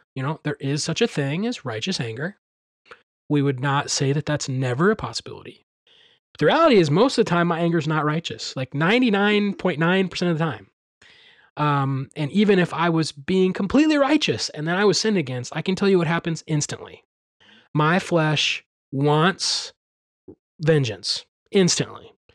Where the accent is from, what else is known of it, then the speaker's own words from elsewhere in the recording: Midwest, United States; growing up in the Midwest, and being around farms